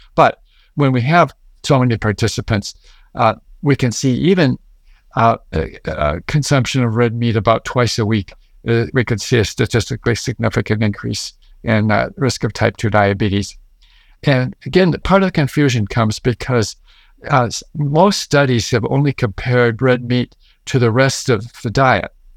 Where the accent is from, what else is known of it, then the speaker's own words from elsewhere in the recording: Midwest, United States; I grew up in the Midwest